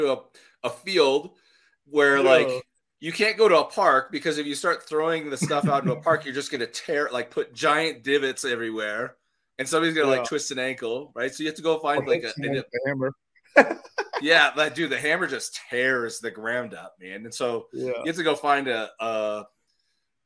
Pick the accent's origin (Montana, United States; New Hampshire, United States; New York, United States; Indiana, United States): Montana, United States; also born or lived in Minneapolis, Minnesota; now in Denver, United States; I'm from Montana